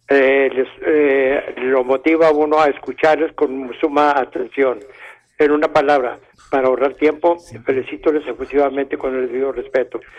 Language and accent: Spanish; Durango, Mexico; born or raised there; now in Ciudad Juárez, Mexico